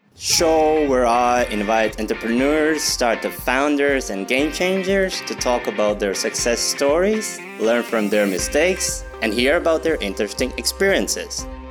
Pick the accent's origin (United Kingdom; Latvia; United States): Latvia; I'm from Latvia